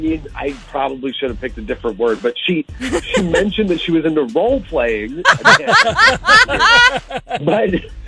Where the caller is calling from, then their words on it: Rolla, Missouri, United States; Good morning. I've been calling from Rolla.